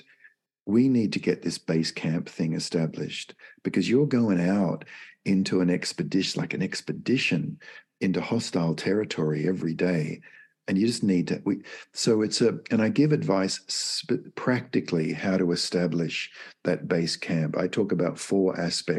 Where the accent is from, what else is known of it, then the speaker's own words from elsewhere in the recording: Australia; moved away as an adult; now in United States; I'm from Australia, and it's my birth country. I've lived in the US now for 25 years